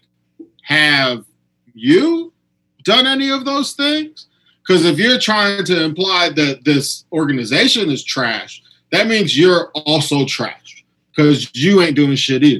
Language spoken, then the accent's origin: English; United States; I'm from America